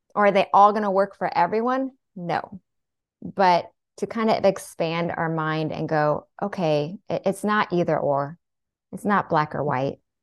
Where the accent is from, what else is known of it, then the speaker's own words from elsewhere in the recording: Seattle, Washington, United States; I was born and raised in Seattle